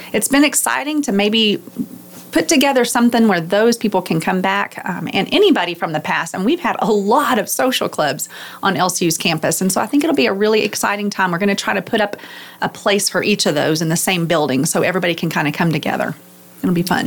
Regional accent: the Metroplex, Texas, United States; I was born in the Metroplex, and so I grew up at a church

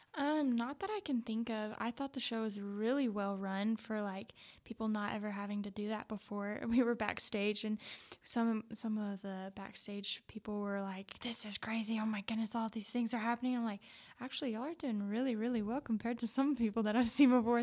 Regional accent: Plains, Texas, United States; I grew up in Plains, Texas, a really small town

